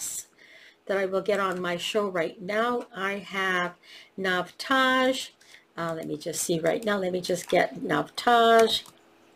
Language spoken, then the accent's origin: English; Canada; also born or lived in Italy; I was born in Canada